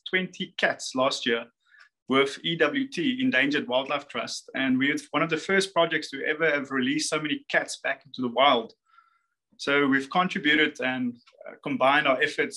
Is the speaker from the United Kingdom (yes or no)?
no; South Africa; we in South Africa